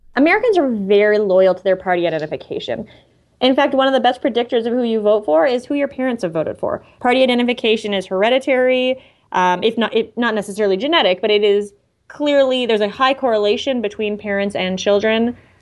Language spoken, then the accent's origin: English; Canada; moved away; I'm Canadian